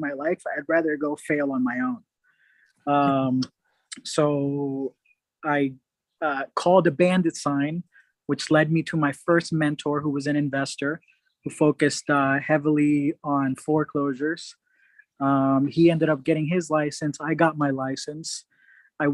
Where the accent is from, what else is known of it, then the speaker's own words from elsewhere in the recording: Atlanta, Georgia, United States; moved away as an adult; also born or lived in Puerto Rico; now in California, United States; I grew up 8.5 years in Puerto Rico. Had a significant loss in my family. Lost my mom and grandma at an early age. Oh. And ended up moving to Atlanta with my aunt and uncle, and stayed there till I was out of college